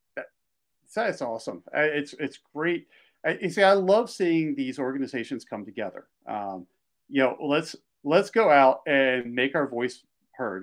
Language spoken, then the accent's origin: English; Philadelphia, Pennsylvania, United States; also born or lived in Washington, D.C. area / Delaware; now in Montana, United States; I grew up outside of Philadelphia